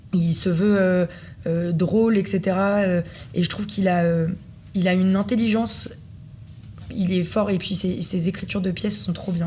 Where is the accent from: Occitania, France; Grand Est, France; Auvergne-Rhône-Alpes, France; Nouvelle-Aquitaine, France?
Auvergne-Rhône-Alpes, France; Villeurbanne; also born or lived in Lyon; je suis née à Lyon. Mhm. J'ai grandi à Villeurbanne dans une, euh, dans une petite cité.